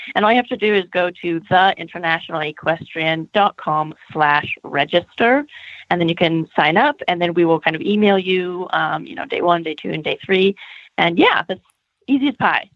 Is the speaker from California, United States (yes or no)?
yes; California, United States; moved away; also born or lived in United Kingdom / Germany; I am Californian